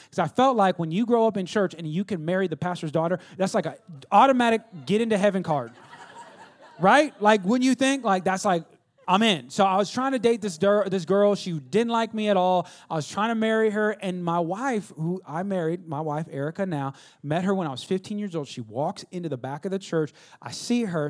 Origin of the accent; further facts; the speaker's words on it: California, United States; now in Texas, United States; California where I'm from.